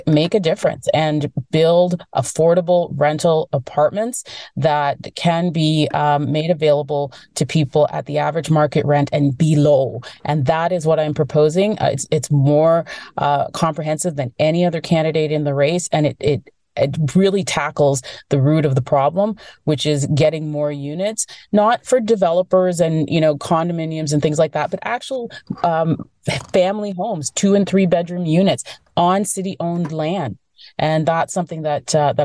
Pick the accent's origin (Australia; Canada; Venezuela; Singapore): Canada; Toronto, Ontario; I grew up in Scarborough